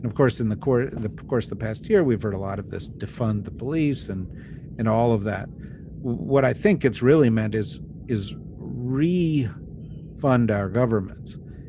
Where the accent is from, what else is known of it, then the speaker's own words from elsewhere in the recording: New Jersey, United States; Of course, I'm from New Jersey, and so that explains that perhaps.